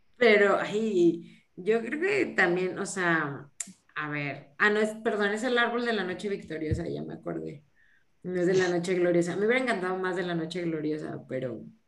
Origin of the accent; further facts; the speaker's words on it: Mexico; cómo somos los mexicanos